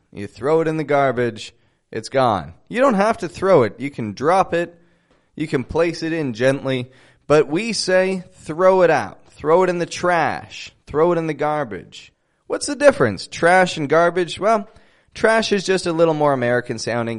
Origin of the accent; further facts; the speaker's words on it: Toronto, Ontario, Canada; now in Mexico; I'm from Toronto, Canada. Living in Mexico at the moment.